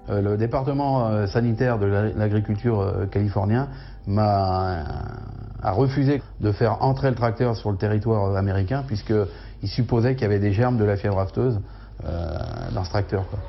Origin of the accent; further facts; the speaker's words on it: Sougy, Centre-Val de Loire, France; Je suis originaire de Beauce, donc de, de Sougy, quoi, dans le Loiret.